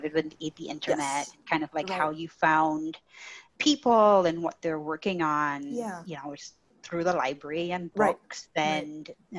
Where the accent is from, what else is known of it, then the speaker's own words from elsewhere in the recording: Trinidad & Tobago; moved away; I grew up in Trinidad and Tobago